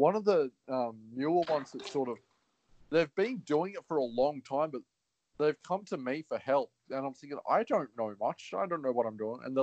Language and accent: English; Australia